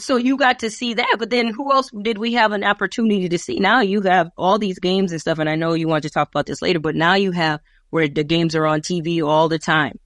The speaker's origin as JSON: {"language": "English", "town": "Minneapolis", "region": "Minnesota", "country": "United States", "tie": "born or raised there", "also_born_or_lived": "California", "said": "this is my hometown."}